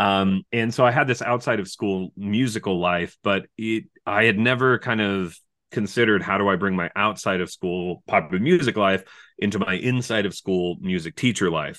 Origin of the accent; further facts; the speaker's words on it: California, United States; moved away as an adult; also born or lived in New York City; I'm from California